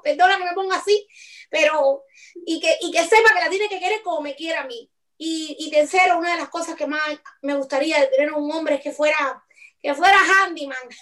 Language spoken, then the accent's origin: Spanish; Cuba; moved away; hasta que no haya de verdad una verdadera libertad de expresión en mi país, yo no quiero más nunca volver